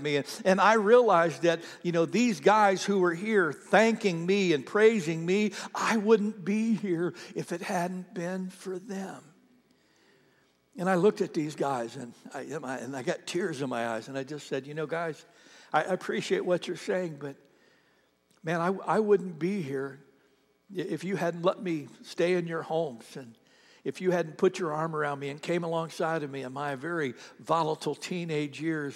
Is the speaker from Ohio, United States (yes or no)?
yes; Ohio, United States; moved away; I was born and raised in Ohio